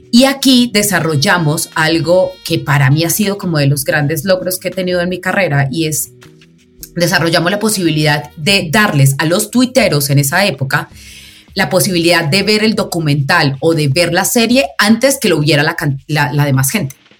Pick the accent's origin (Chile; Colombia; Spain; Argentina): Colombia; Pereira, Risaralda; Soy de una ciudad que se llama Pereira, eh, que es el eje cafetero donde se produce el mejor café del mundo